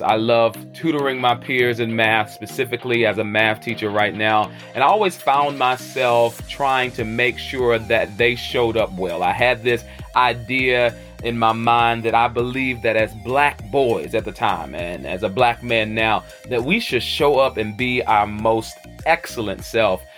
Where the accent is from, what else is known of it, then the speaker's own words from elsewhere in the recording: Charlotte, North Carolina, United States; where I'm hailing from the South, by way of the QC, the Queen City, Charlotte, North Carolina